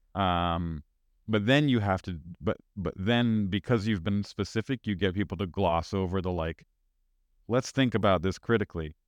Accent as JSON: {"language": "English", "country": "United States", "said": "as an American"}